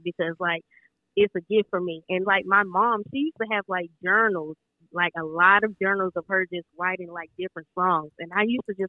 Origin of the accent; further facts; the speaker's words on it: Augusta, Georgia, United States; moved away as an adult; also born or lived in St. Paul, Minnesota; I'm originally from Augusta, Georgia, but I went to school in St. Paul, Minnesota at the McNally Smith College of Music